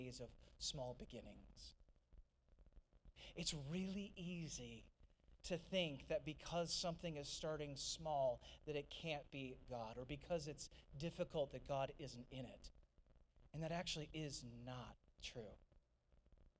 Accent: St. Louis, Missouri, United States; moved away as an adult; also born or lived in Nashville, Tennessee; now in Georgia, United States; I grew up in St. Louis. I'm a Midwesterner at heart, I'm Midwestern in skin

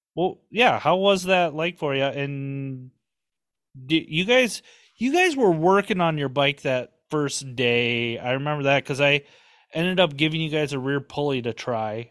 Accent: Minnesota, United States; I'm from Minnesota.

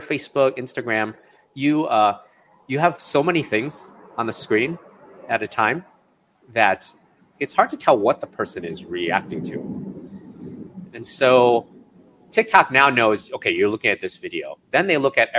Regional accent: Chicago, Illinois, United States; now in California, United States; So I grew up in Chicago

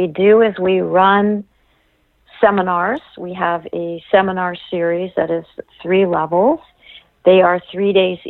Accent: Los Angeles, California, United States; I was born and raised in Los Angeles.

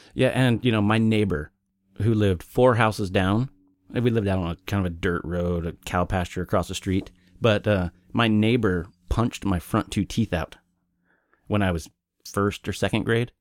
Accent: Oklahoma City, Oklahoma, United States; also born or lived in Wichita, Kansas; I moved from Kansas when I was eight or nine to Oklahoma City

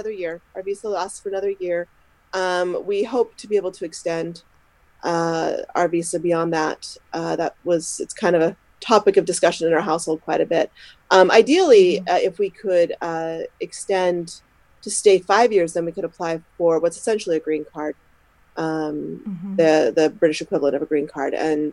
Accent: Utah, United States; moved away as an adult; now in Scotland, United Kingdom; I'm originally from Utah

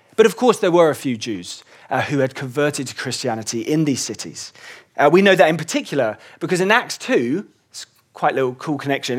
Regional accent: England, United Kingdom; I was born in England

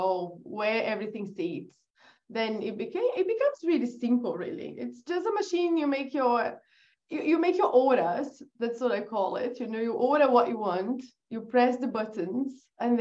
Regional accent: Brazil; English is a second language; moved away as an adult; also born or lived in England; I was born in Brazil

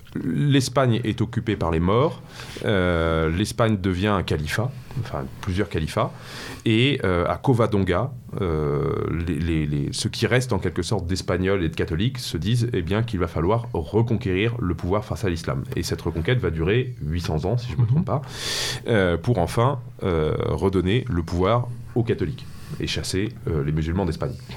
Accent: Paris, Île-de-France, France; moved away as an adult; now in Normandy, France; je suis parisien de, naissance, d'origine, j'ai grandi à Paris

